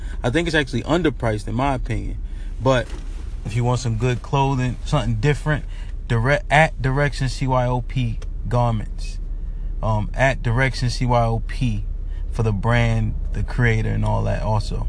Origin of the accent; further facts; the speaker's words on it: Connecticut, United States; Listen, I'm from Connecticut.